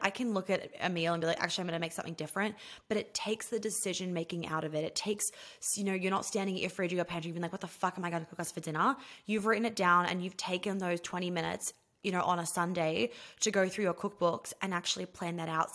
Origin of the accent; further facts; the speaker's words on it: New York City, New York, United States; moved away as an adult; I grew up in New York City